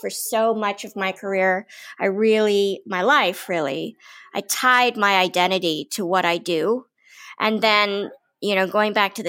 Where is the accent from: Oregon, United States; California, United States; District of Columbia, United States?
District of Columbia, United States; Washington; I'm from Washington, D.C.